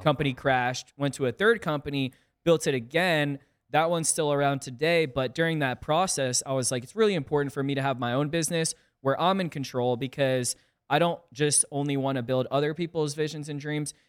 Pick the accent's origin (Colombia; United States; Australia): United States; South Windsor, Connecticut; also born or lived in Hartford, Connecticut; I'm originally from Connecticut. I was born in Hartford, grew up in a small town called South Windsor, and, you know, spent eighteen years